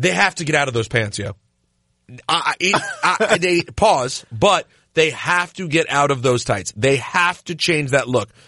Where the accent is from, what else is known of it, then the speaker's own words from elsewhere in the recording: Washington, District of Columbia, United States; moved away; now the place I am from has a team